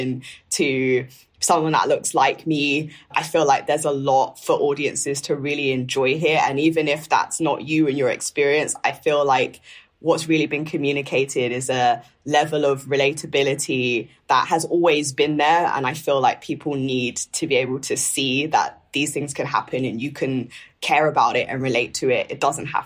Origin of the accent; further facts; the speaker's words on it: London, United Kingdom; growing up in North London